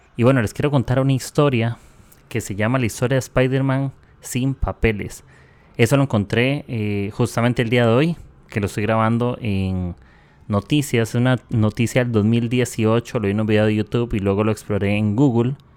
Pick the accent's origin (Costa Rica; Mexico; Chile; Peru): Costa Rica; soy de Costa Rica